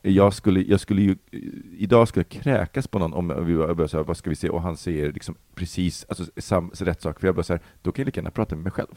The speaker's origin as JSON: {"language": "Swedish", "country": "Sweden", "tie": "born or raised there", "also_born_or_lived": "Poland", "said": "uppväxt i förorten"}